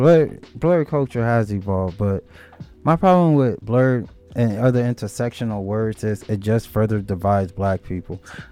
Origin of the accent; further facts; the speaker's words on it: Pomona, California, United States; because I'm from Pomona